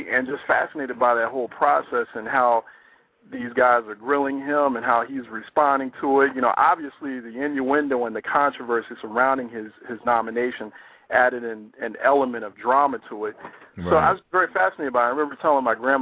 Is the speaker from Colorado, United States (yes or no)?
no; Philadelphia, Pennsylvania, United States; moved away as an adult; also born or lived in California; now in Washington, D.C., United States; Originally I'm from Philadelphia. That's where I was raised. Actually, was born in California, but raised pretty much all my life since I was about 3 or 4 in North Philadelphia